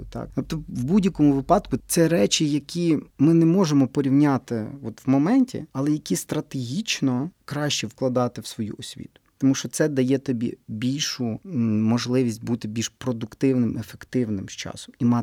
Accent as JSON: {"language": "Ukrainian", "region": "Western Ukraine", "country": "Ukraine", "said": "стільки у нас на Західній Україні так говорять. У нас ще говорять, так."}